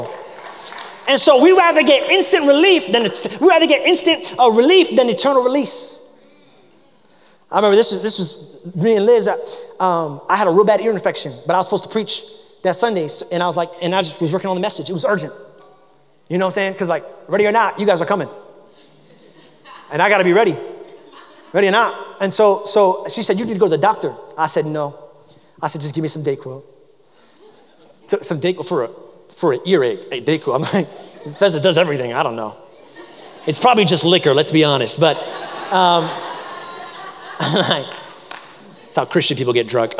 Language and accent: English; New York, United States; now in South Carolina, United States; I grew up in New York